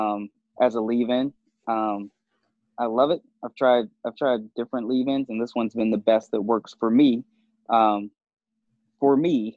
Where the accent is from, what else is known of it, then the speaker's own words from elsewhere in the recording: Charlottesville, Virginia, United States; my hometown from like Charlottesville